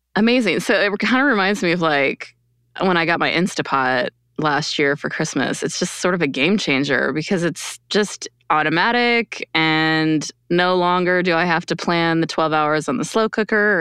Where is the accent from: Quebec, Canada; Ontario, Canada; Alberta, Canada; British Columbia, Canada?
Quebec, Canada; I grew up in Quebec, Canada